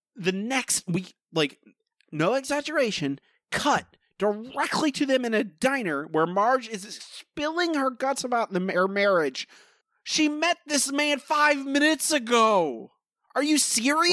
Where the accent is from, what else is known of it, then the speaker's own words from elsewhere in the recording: Florida, United States; moved away; I grew up and lived in Florida for a long time